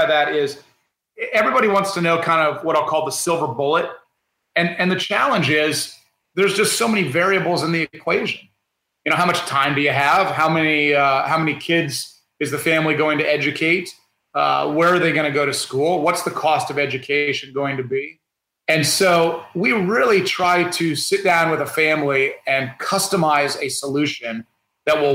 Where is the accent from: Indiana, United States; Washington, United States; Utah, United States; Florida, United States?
Indiana, United States; I grew up in Indiana